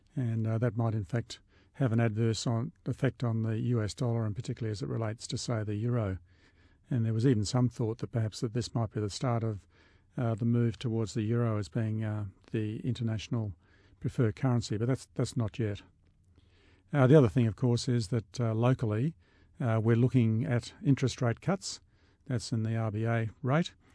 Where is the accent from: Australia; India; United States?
Australia